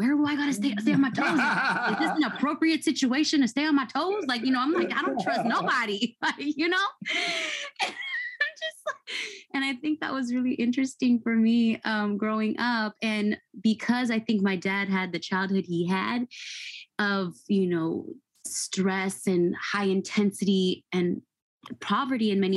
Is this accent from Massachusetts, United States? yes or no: no; Fairfield, California, United States; I grew up in Fairfield, California, in a really nice suburban area